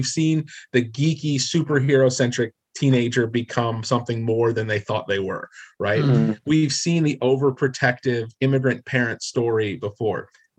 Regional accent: New Jersey, United States; I'm from New Jersey.

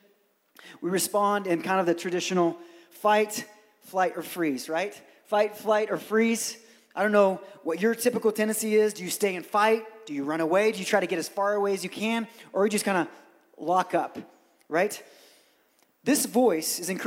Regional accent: Brazil; moved away; I grew up in Brazil

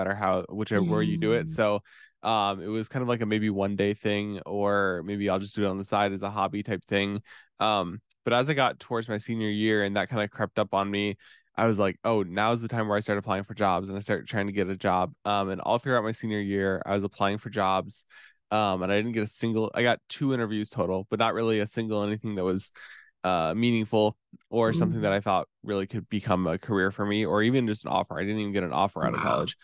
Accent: Warsaw, Indiana, United States; I'm from Warsaw, Indiana. It's like northern Indiana, kind of near Fort Wayne

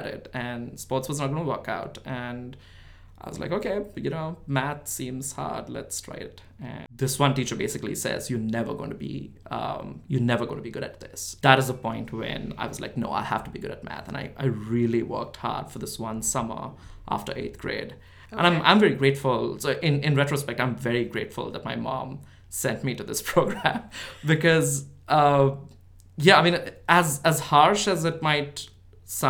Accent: India; English is a second language; moved away as an adult; now in United States; I grew up in India, yeah. I grew up in this small town in India

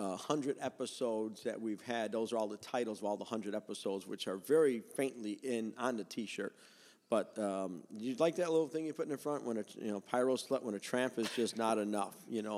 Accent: Chicago, Illinois, United States; I grew up selling fireworks in Chicago

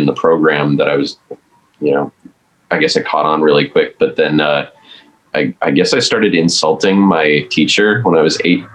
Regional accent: just west of Milwaukee, Wisconsin, United States; now in Nashville, United States; I grew up in Wisconsin, just west of Milwaukee.

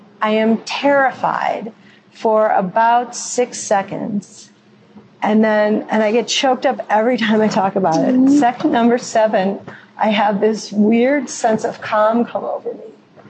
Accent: North Shore of Chicago, Illinois, United States; I'm from the North Shore of Chicago. You know, we make reservations. We don't cook.

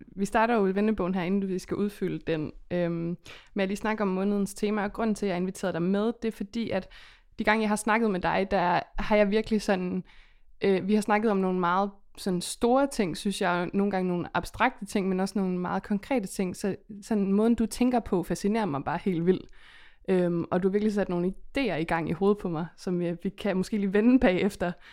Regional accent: West Jutland, Central Denmark Region, Denmark; vi kommer begge to fra Vestjylland

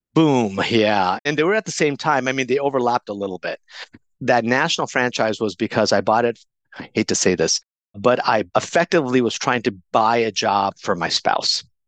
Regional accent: Coronado, California, United States; also born or lived in India / Pakistan / San Diego; I ended up growing up in a beautiful beachside community called Coronado, California.

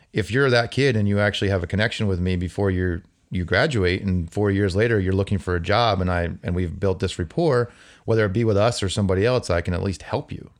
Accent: New Jersey, United States; also born or lived in Albany; now in Boston, United States; I'm growing up in New Jersey, eh, as a Yankee fan

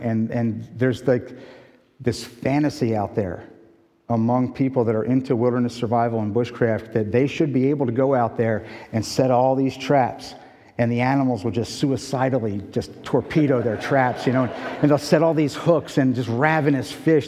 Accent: West Chester, Pennsylvania, United States; moved away as an adult; also born or lived in Point Pleasant Beach, New Jersey / Brazil; now in Michigan, United States; I was raised in Westchester, Pennsylvania.

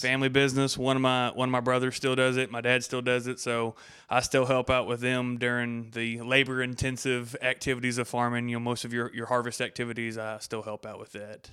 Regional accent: Abbott, Texas, United States; also born or lived in Hillsboro, Texas; from Abbott, Texas. I was born in Hillsboro, which is just north of Abbott, you know, small town

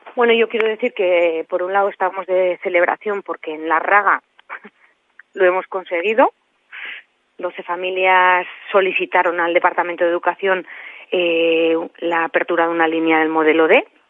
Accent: La Ribera, Navarre, Spain; yo que vengo de la Ribera

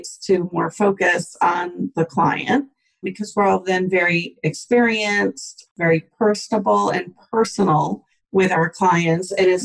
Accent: Buffalo, New York, United States; also born or lived in Atlanta, Georgia; now in Hapeville, United States; I'm from Buffalo, New York, and have been living in Atlanta since 1993

